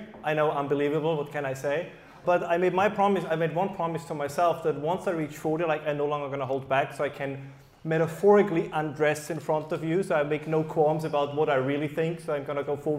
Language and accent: English; Germany; first language German; English is a second language; as you probably can tell despite my accent-free English, is that my background is in German, and believe it or not, the German people do think differently than the rest of the world.